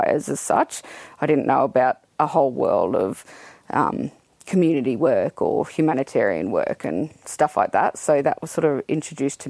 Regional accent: Toowoomba, Queensland, Australia; I was born in Toowoomba, born and bred

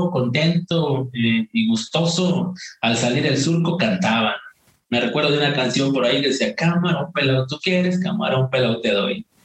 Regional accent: Malila, Hidalgo, Mexico; moved away; nací en un un rancho humilde eh, allá en un pequeño poblado en la Sierra Hidalguense que se llama Malila, Malila perteneciente al municipio de Molango. Eh, yo amo mi, amo mi pueblo, no tiene mucha, mucha prosperidad, no tiene este, mucha población.

